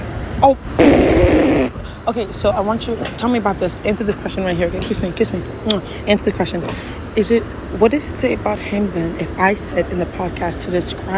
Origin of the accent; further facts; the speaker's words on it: Cameroon; Okay. I'm the from Cameroon in your place